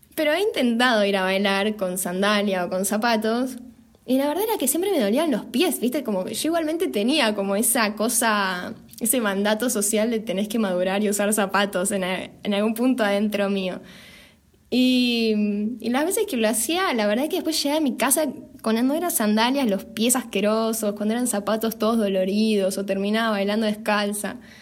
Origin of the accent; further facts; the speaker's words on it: Buenos Aires, Argentina; moved away as an adult; nosotras dos somos de Capital Federal